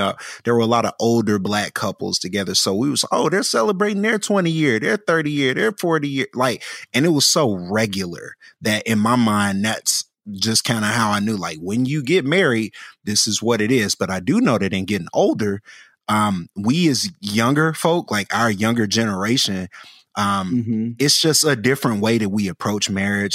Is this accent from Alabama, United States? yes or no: yes; Birmingham, Alabama, United States; I'm from Birmingham, and, you know, I grew up seeing a lot of older Black folk